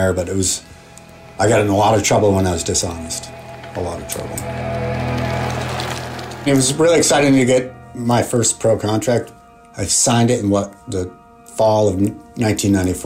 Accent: Marblehead, Massachusetts, United States; Growing up in Marblehead, Massachusetts, in the 70s was pretty awesome.

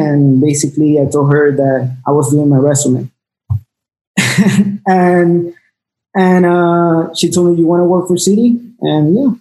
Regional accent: Peru; also born or lived in South Florida; now in Miami, United States; we both are Peruvians.

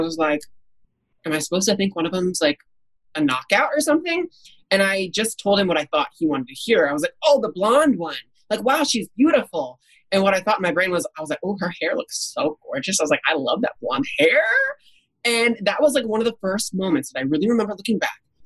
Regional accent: Indianapolis, Indiana, United States; growing up in Indianapolis

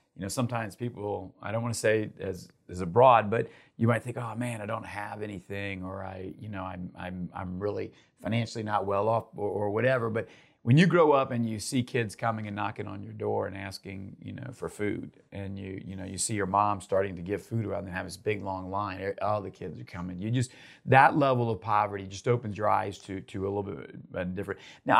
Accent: Uruguay; English is a second language; Grew up in South America and Uruguay.

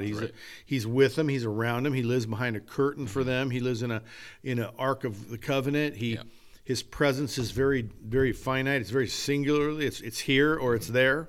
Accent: California, United States; I'm American and I'm Western, a Californian American

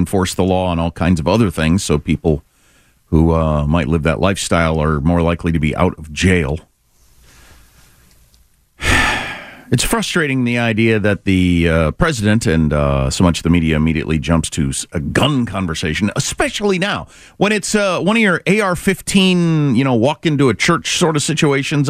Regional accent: Kansas, United States; moved away; I'm from Kansas

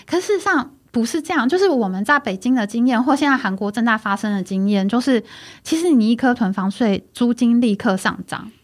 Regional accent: Taiwan; OK，我是台湾人嗯，我不是中国人

